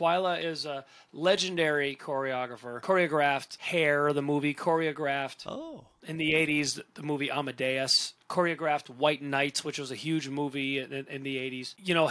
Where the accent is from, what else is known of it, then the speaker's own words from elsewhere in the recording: Cleveland, Ohio, United States; also born or lived in Orlando, Florida; now in Las Vegas, United States; I grew up in the Cleveland area. I started performing in nightclubs when I was 12 years old.